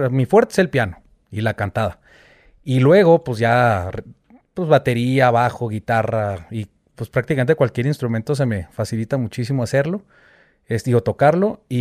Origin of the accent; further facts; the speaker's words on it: Chihuahua, Mexico; moved away; also born or lived in Mexico City / Orlando / Miami; ahí crecí en Chihuahua y luego después me fui a la Ciudad de México. Me vine a la Ciudad de México, estuve ahí desde el 2000 hasta el 2007. Me voy a Orlando a estudiar.